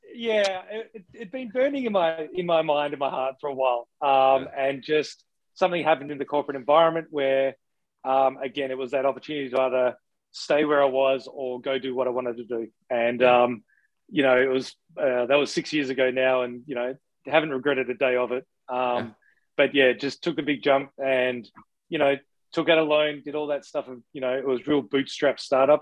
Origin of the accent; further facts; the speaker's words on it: Australia; now in Canada; something we grew up with in Australia